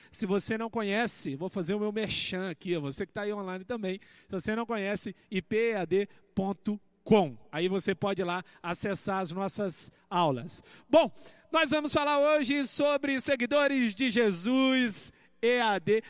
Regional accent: Minas Gerais, Brazil; moved away as an adult; also born or lived in Paraíba; Todo mundo acha que eu sou paraibano, eu sou mineiro. Eu sou mineiro, mineirinho. Morava lá em Minas Gerais

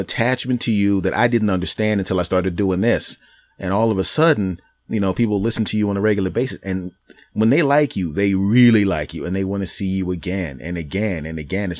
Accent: Philadelphia, Pennsylvania, United States; We're both from Philly.

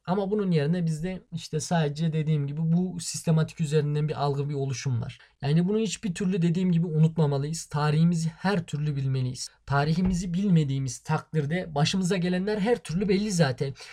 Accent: Turkey; biz Türk'üz

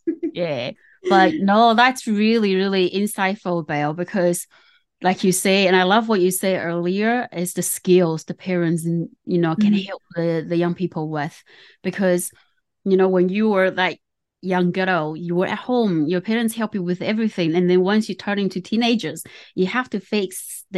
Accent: Taiwan; moved away; I was born in Taiwan. It's Asian culture, so it's very different

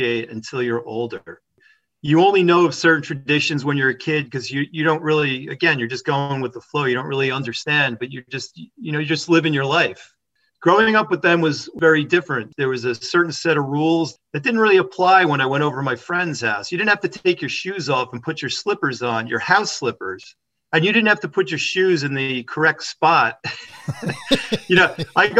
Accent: Paramus, New Jersey, United States; also born or lived in Hackensack, New Jersey; I was a Bergen County kid. By the time when I was, I think, two, maybe three, we moved to Paramus. And that's where I spent most of my life up until college.

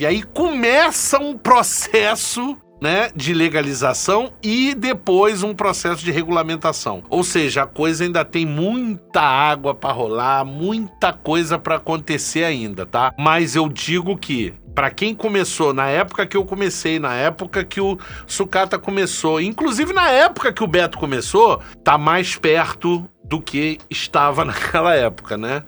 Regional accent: Rio de Janeiro, Brazil; moved away as an adult; now in Paraguay; eu também sou do Rio

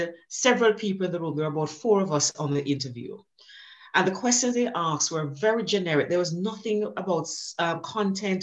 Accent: Jamaica; I grew up in Jamaica, as you can tell from the accent, and I grew up very poor in Jamaica.

